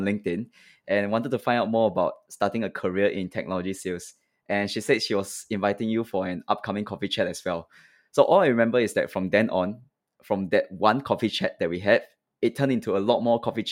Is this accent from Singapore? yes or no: yes; Singapore; me being Singaporean, I speak English. I speak a little bit of Mandarin at home.